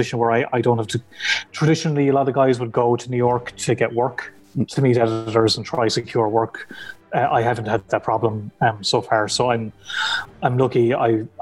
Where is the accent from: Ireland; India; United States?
Ireland; County Clare, Munster; I'm from Clare, and there was no comic shop near me.